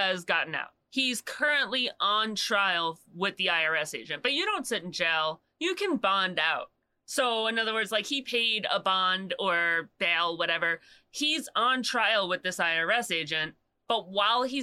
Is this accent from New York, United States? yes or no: yes; Long Island, New York, United States; I'm from Long Island, born and raised